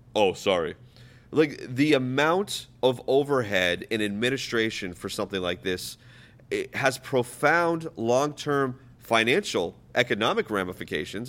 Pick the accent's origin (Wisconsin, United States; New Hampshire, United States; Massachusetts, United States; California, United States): New Hampshire, United States; I was raised in New Hampshire, not born. I was born on a military base, but raised in New Hampshire.